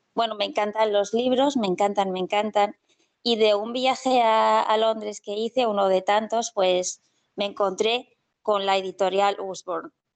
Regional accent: Castellón de la Plana, Valencian Community, Spain; soy de Castellón

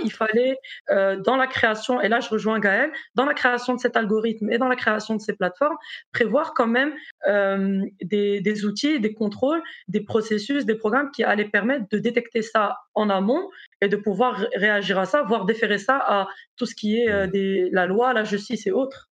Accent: Morocco; moved away as an adult; also born or lived in South Africa / Brazil / United States / France; now in Belgium; je suis marocaine

